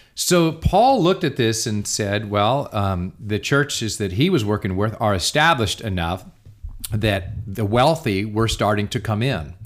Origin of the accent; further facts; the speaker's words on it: United States; I'm an American.